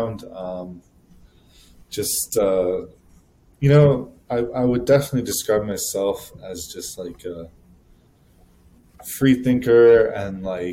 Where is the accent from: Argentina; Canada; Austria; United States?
Canada; moved away; just a kid from Canada